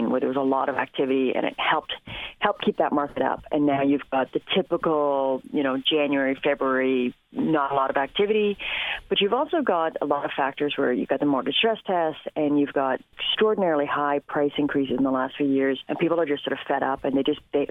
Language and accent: English; Canada